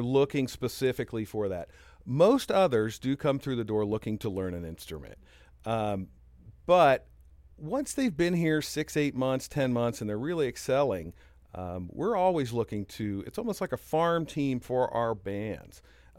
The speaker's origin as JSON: {"language": "English", "town": "Tampa", "region": "Florida", "country": "United States", "tie": "born or raised there", "also_born_or_lived": "New York / Raleigh", "said": "I was born in New York, and then Dad was an IBM guy, so we moved a bit. We went from New York to Raleigh, and then I went to high school in Tampa."}